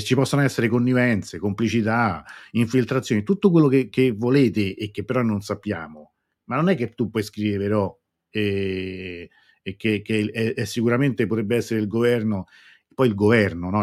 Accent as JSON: {"language": "Italian", "country": "Italy", "said": "qua a casa mia, nel mio paese"}